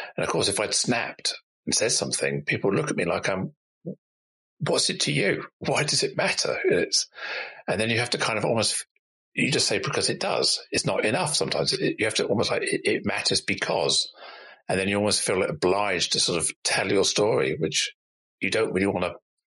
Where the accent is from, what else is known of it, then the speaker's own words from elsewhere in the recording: Singapore; born there; It was almost like I was worried that I would be perceived as someone who wasn't British English by saying I was born in Singapore.